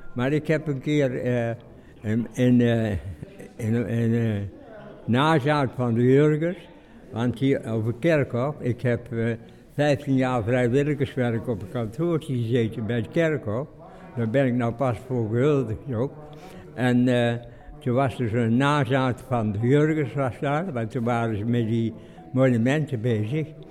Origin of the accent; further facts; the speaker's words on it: Nistelrode, North Brabant, Netherlands; ik kom uit Nisrode eigenlijk, hè. Mijn opa en oma die hebben nog in eh, Nisrode bij ons gewoond